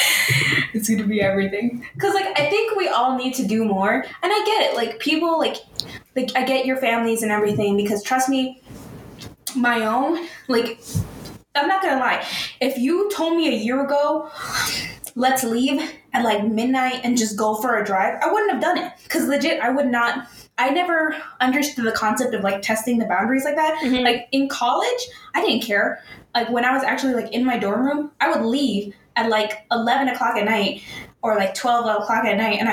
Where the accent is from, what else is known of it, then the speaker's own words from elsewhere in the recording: New York City, New York, United States; I'm a New Yorker